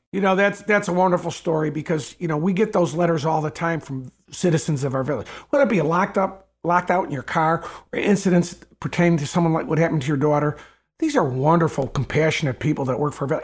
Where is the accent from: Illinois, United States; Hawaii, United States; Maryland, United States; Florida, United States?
Illinois, United States; Evergreen Park; I was born in Evergreen Park. I've lived in Evergreen Park my whole life. I've never left Evergreen Park